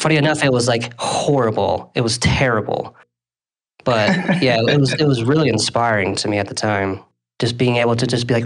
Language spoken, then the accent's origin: English; Salt Lake City, Utah, United States; also born or lived in Ventura, California; I currently reside in Salt Lake City. I've been out in Utah for most of my life, but originally I'm from Ventura, California